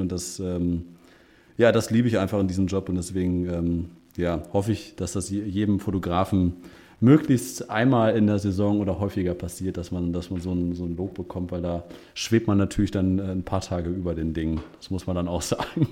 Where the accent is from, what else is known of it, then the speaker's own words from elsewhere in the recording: Münster, North Rhine-Westphalia, Germany; ich als Münsteraner